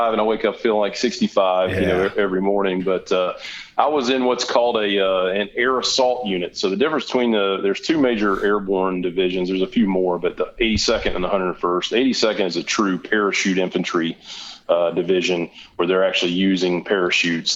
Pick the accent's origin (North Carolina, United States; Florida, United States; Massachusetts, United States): North Carolina, United States; Asheville; I grew up in Western North Carolina, went to high school in Asheville, North Carolina